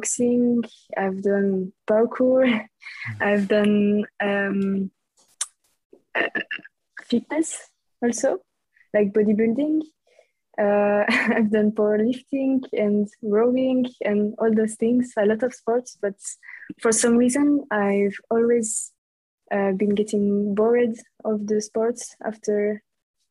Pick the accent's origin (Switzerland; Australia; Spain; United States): Switzerland; French-speaking Switzerland, Romandy; English is a second language; I'm from Switzerland, from the French parts